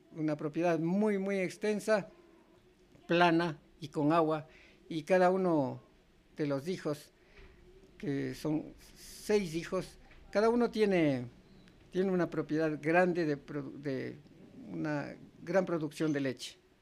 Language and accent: Spanish; Sigchos, Cotopaxi, Ecuador; lo que era mi pueblo, Sichos